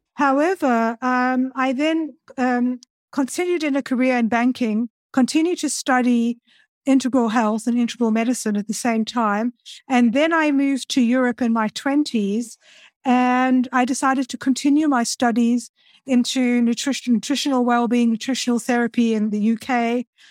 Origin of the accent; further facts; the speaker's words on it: Cape Town, Western Cape, South Africa; moved away; also born or lived in Stellenbosch; I'm originally from Cape Town in South Africa.